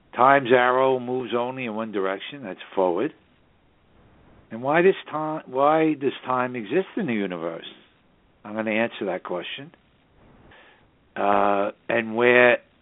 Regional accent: New York City, New York, United States; now in Hudson Valley, United States; the northern suburbs of New York City, my hometown

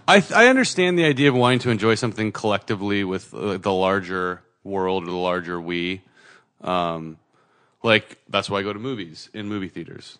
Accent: Santa Cruz, California, United States; I grew up in Santa Cruz, which always had, like, you know, good coffee

